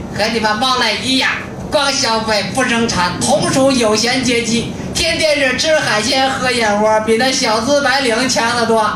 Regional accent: Inner Mongolia, China; now in Beijing, China; 我是打工青年艺术团的一员，我来自内蒙古。啊，九五年呢就开始在北京打工

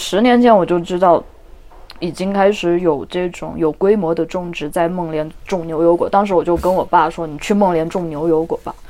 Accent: Yunnan, China; 我对云南南方真的不熟悉，我是云南的北方人，但我觉得我的未来还是在热带。

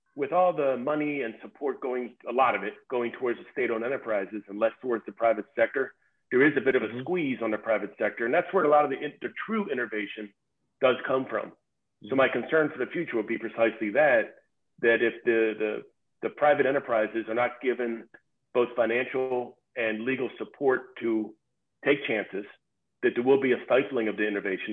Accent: United States; me being an American

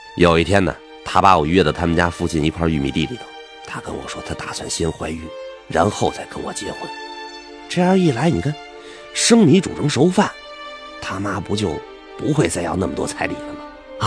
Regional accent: northern Jiangsu countryside, China; 我们老家在那个苏北农村呢

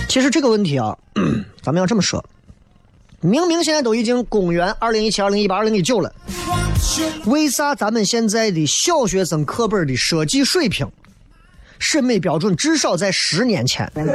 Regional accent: Xi'an, Shaanxi, China; 俺西安人

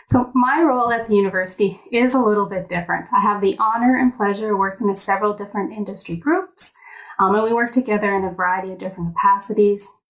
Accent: Edmonton, Alberta, Canada; I guess I was born and raised here

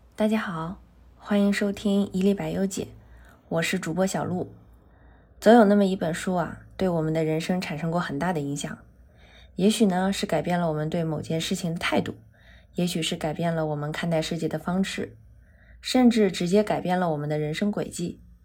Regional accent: Northeast China, China; 我是东北人嘛

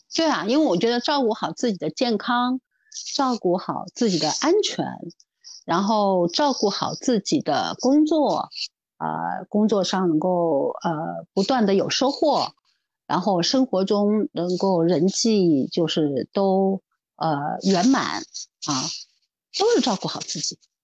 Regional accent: Shanghai, China; 因为我是上海人

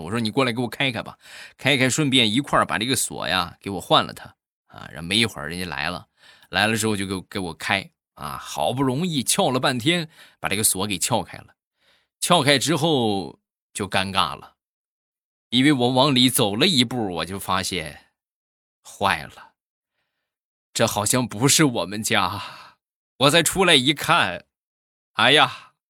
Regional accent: Shandong, China; 我们山东人呐，吃葱是必不可少的

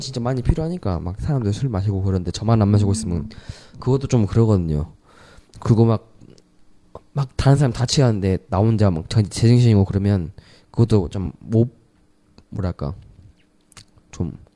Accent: South Korea

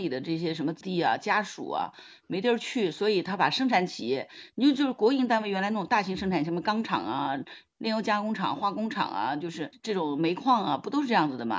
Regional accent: Hangzhou, Zhejiang, China; 我来自杭州。

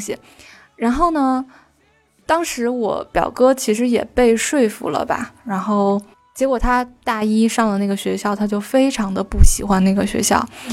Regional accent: Northeast China, China; 因为我家是东北的嘛

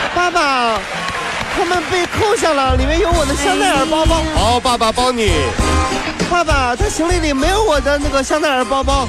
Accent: China; 我们中国人

